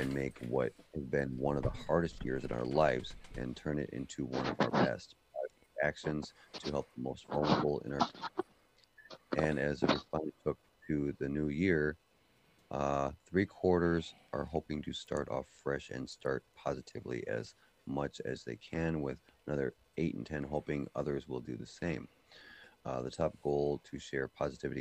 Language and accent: English; Upper Michigan, United States; I'm from Upper Michigan